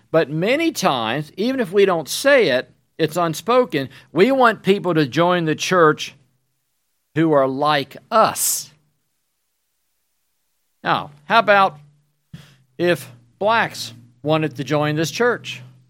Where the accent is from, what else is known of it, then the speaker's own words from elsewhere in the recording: Virginia, United States; Now, the church that I grew up in Virginia, was a white church for most of my life.